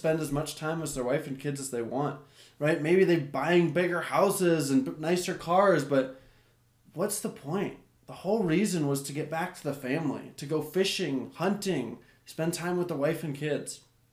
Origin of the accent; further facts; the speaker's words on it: United States; I'm an American